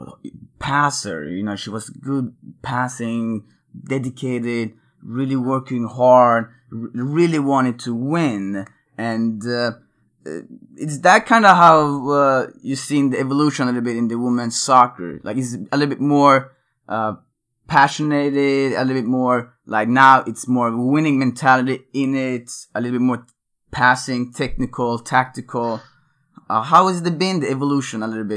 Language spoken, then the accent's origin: English; Örebro, Örebro County, Sweden; Örebro is my hometown